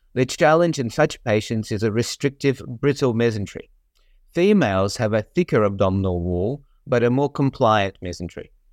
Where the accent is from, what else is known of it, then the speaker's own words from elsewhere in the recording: Australia; moved away as an adult; also born or lived in Melbourne, Australia / United States; I grew up in Australia and completed my surgical residency in Melbourne